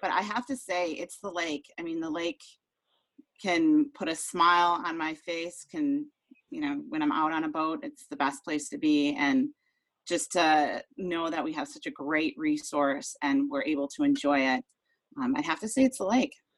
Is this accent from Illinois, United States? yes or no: no; Lake Geneva area, Wisconsin, United States; I was born and raised um, in the area as well